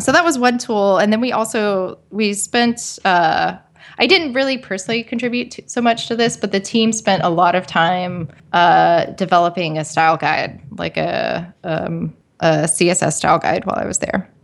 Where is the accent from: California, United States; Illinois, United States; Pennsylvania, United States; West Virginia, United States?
West Virginia, United States; I grew up in uh, West Virginia